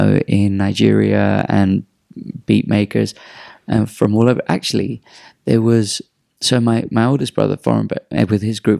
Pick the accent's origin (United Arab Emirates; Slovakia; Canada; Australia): United Arab Emirates; Dubai; It's like, bro, I'm from Dubai. I know where you are.